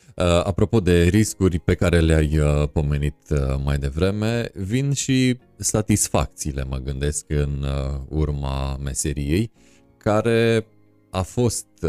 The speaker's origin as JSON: {"language": "Romanian", "region": "Transylvania", "country": "Romania", "said": "eu sunt ardelean"}